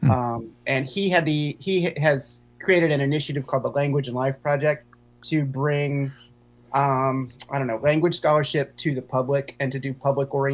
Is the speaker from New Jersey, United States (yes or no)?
no; Chapel Hill, North Carolina, United States; Okay. Well, I'm from Chapel Hill, which a lot of people have said is not the South.